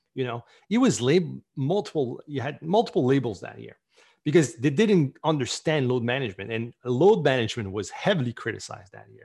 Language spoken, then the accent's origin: English; Canada; I'm Canadian